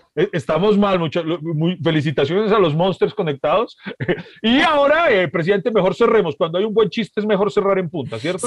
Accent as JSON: {"language": "Spanish", "country": "Colombia", "said": "yo como colombiano"}